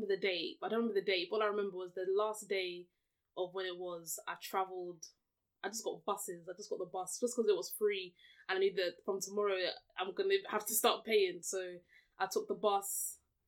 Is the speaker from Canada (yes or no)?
no; Nigeria; we're Nigerian